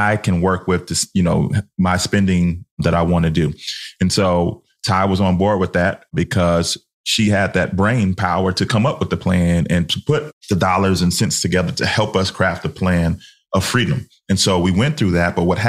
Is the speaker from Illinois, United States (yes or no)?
yes; Chicago, Illinois, United States; we're from Chicago in the 90s